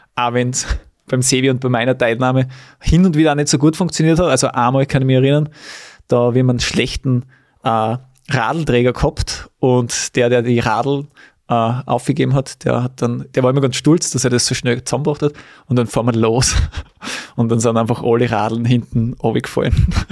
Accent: Weiz, Styria, Austria; in Weiz, in meiner Heimat

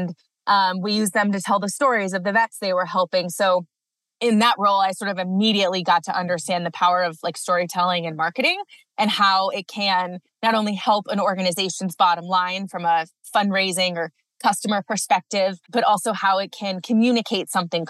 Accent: Cleveland, Ohio, United States; moved away as an adult; also born or lived in Maryland; now in Colorado, United States; I grew up outside of Cleveland, Ohio, went to school on the East Coast, University of Maryland

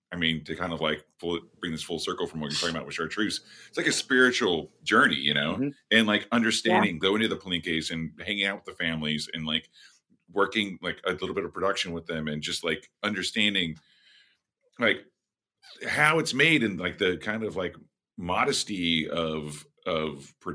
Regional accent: Southwest, United States; also born or lived in Santa Fe; I'm from the Southwest.

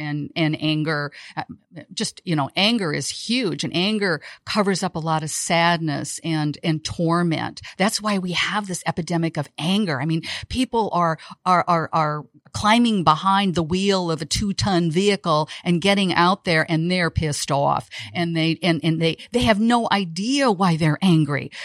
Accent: Iowa, United States; also born or lived in Chicago / Costa Rica / Saint John; now in Tampa, Florida, United States; I'm a girl from Iowa, out of the Midwest.

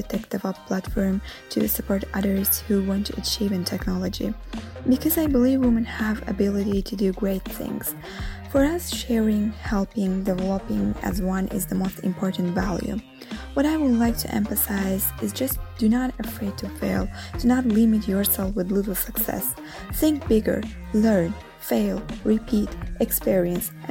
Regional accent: Azerbaijan; now in Rome, Italy; Although I'm living in Rome originally, I am from Azerbaijan.

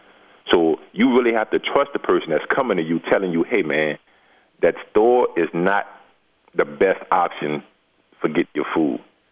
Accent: the South, United States; but we grew up in the South, and nobody wanted to farm.

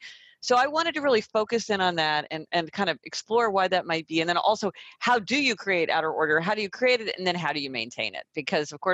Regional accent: Kansas City, Missouri, United States; now in New York City, United States; I'm from Kansas City, Missouri, so I spend a couple of weeks in my hometown

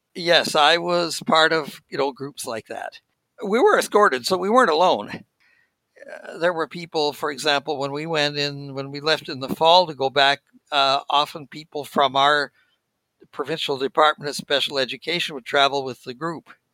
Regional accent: Saskatoon, Saskatchewan, Canada; moved away as an adult; also born or lived in Ontario; now in Gatineau, Canada; I was born in Saskatoon, and that's where I would travel from when I was going to the school.

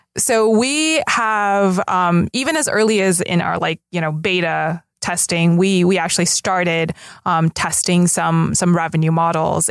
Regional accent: Los Angeles, California, United States; we both basically grew up here in L

